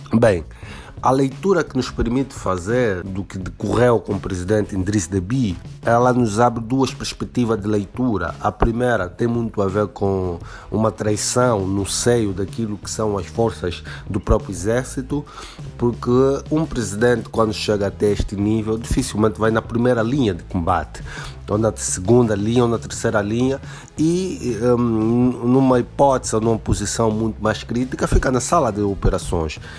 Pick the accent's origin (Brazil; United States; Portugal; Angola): Angola; do vosso irmão angolano do outro lado do Atlântico